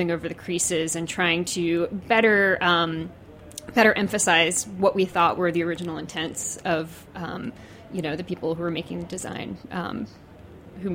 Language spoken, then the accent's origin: English; New Orleans, Louisiana, United States; also born or lived in Mandeville, Louisiana; I am actually from Louisiana. I'm from New Orleans, and then lived in a suburb called Mandeville